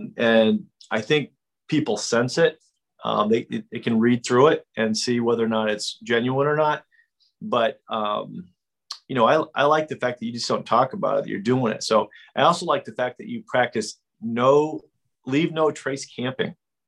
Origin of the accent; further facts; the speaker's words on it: Pacific Northwest, United States; also born or lived in Oregon; I grew up in the Pacific Northwest